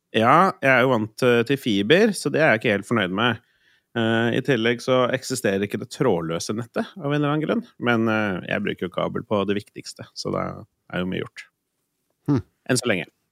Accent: Østfold, Norway; now in Oslo, Norway; Hjemme i Østfold.

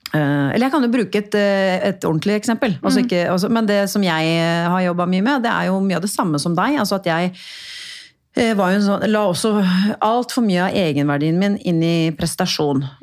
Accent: Porsgrunn, Telemark, Norway; harry dama, herri dama fra Porsgrunn eh, og snakker så breit. Eh, Eh, og jeg la jo da om dialekta mi litt, ikke sant?

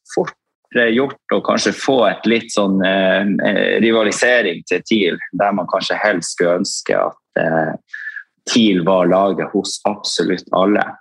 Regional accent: Tromsø, Troms, Norway; født og oppvokst i Tromsø

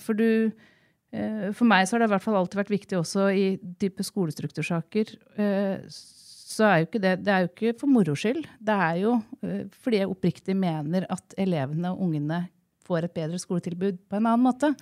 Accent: Jevnaker, Innlandet, Norway; moved away as an adult; also born or lived in Oslo; now in Gjøvik, Norway; Jeg er fra Jevnaker. Ja. Eh, jeg er eldst av tre søstre. Ja. Eh, vi er født og oppvokst eh, litt sånn der ingen skulle tro at noen kunne bo ja. på Jevnaker.

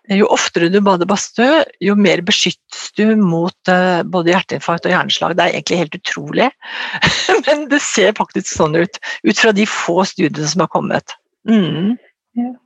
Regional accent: Ås, Akershus, Norway; Jeg kommer fra Ås, eh, nede i Akershus.

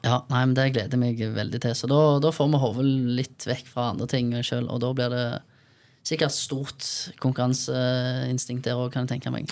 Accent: Bryne, Rogaland, Norway; vi kommer fra Bryne

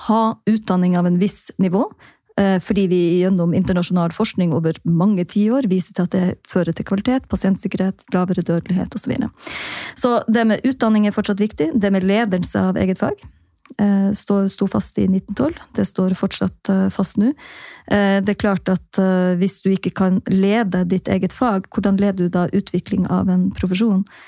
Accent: Jossevatn, Troms, Norway; born or raised there; now in Tromsø, Norway

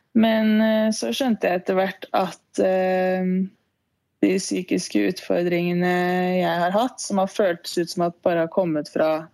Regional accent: Lillehammer, Innlandet, Norway; moved away as an adult; also born or lived in Ås; egentlig fra Ås, men jeg flytta til Lillehammer da jeg begynte i fjerde klasse på barneskolen

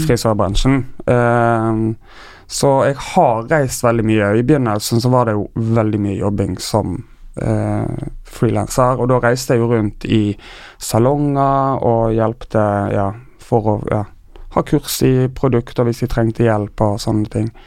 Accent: Tysnes, Vestland, Norway; now in Oslo, Norway; Jeg er fra Tysnes, en lita øy utenfor Bergen

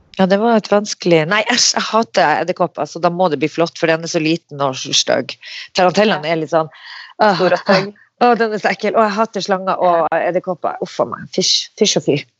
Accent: Narvik, Nordland, Norway; moved away; Jeg kom jo rett ifra Narvik

